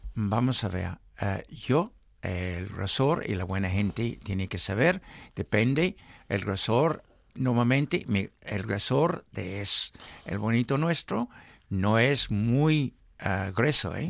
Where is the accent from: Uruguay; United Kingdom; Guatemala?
United Kingdom; England; now in Spain; en mi juventud. No había bonito, solo en latas en Inglaterra